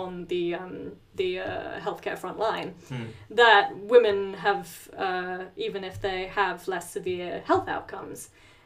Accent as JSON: {"language": "English", "country": "New Zealand", "moved": "yes", "said": "we are originally from New Zealand."}